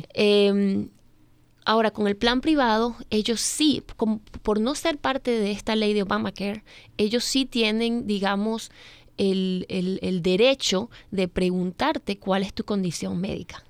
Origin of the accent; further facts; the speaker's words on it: Venezuela; moved away as an adult; also born or lived in Missouri; now in Maryland, United States; yo soy venezolana, ya tengo prácticamente 16 años en este país.